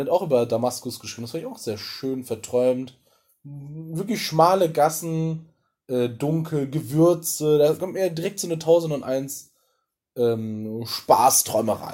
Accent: Ruhr area, North Rhine-Westphalia, Germany; ich komme ja aus dem Pott.

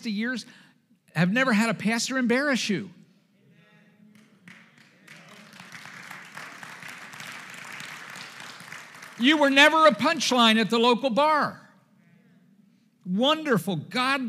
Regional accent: Dundalk, Maryland, United States; also born or lived in Essex, Maryland / Highlandtown, Baltimore; growing up in Essex and Dundalk and Highland Town

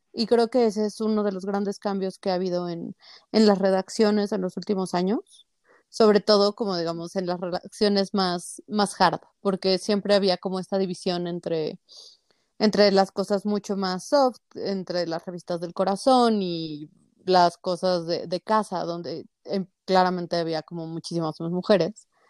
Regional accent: Mexico City, Mexico; yo soy de la Ciudad de México

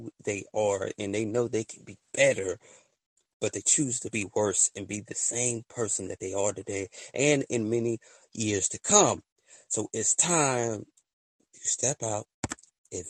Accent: the South, United States; I'm from the South

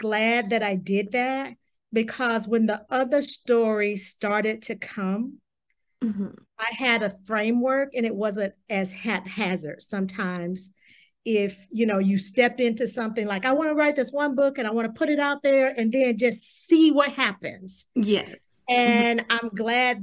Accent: the South, United States; I'm from the South

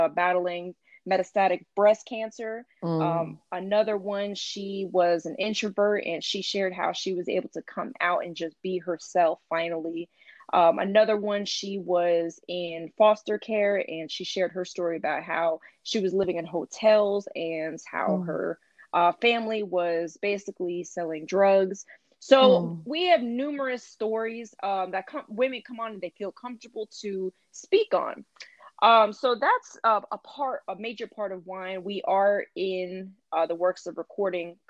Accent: North Carolina, United States; also born or lived in New York; I moved to North Carolina kind of in my early years of childhood

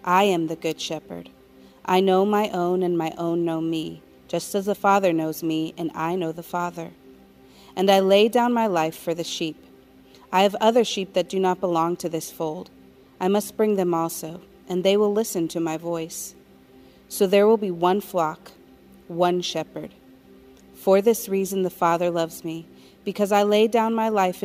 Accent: Colorado Springs, Colorado, United States; moved away as an adult; also born or lived in New York; I was born in New York, but raised in Colorado Springs, Colorado

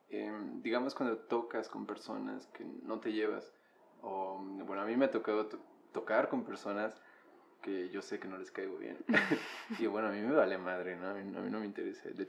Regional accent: Sinaloa, Mexico; Pues soy de Sinaloa.

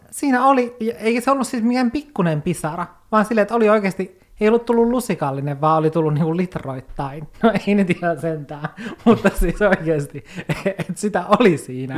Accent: Oulu, North Ostrobothnia, Finland; moved away as an adult; now in Helsinki, Finland; silloin kun mä olin 18 ja muutin Oulusta

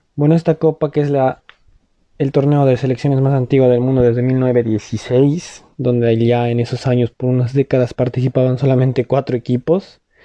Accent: Bolivia; como boliviano

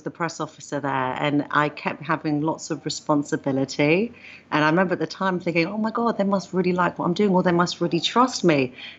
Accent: London, United Kingdom; accent: London; Greek Cypriot origin, but born and bred in London.

